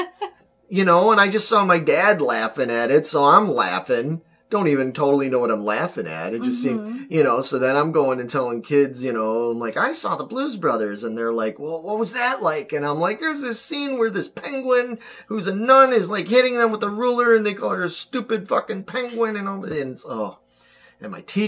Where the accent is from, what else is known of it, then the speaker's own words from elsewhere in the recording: Chicago, Illinois, United States; my hometown. Not just Chicago